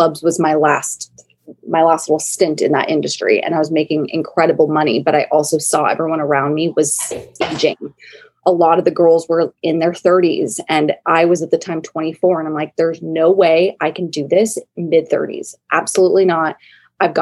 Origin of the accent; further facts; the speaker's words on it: San Diego, California, United States; my hometown of San Diego